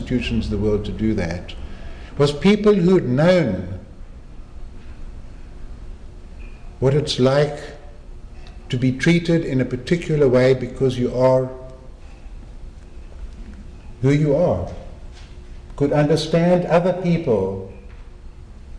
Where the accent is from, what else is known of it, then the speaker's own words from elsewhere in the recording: Cape Town, Western Cape, South Africa; moved away as an adult; it's Cape Town, my hometown.